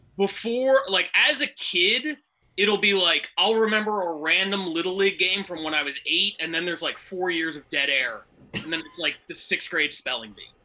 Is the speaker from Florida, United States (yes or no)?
no; Philadelphia, Pennsylvania, United States; moved away as an adult; now in Los Angeles, United States; I'm originally from Philly